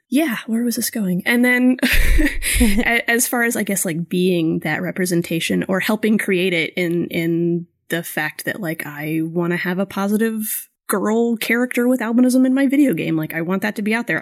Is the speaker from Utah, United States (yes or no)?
no; Florida, United States; where I grew up in Florida